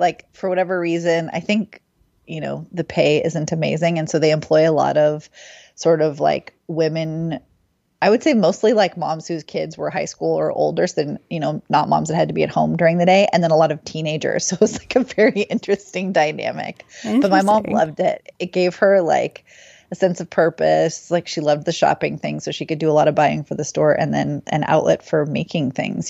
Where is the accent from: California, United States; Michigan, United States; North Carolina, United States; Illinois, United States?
California, United States; Oakland; Yeah, I am from the Bay Area, from Oakland. So East Bay, for anyone who knows.